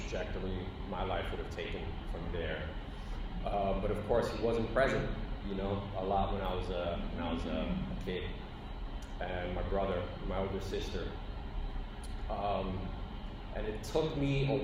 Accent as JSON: {"language": "English", "town": "New York City", "region": "New York", "country": "United States", "tie": "born or raised there", "said": "I grew up in the Bronx in a housing"}